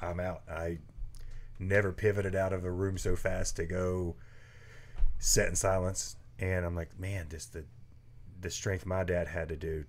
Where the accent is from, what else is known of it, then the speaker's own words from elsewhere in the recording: the South, United States; I'm from the South